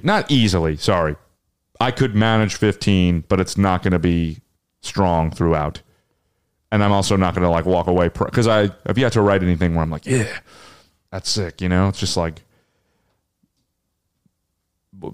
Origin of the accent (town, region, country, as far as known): New Jersey, United States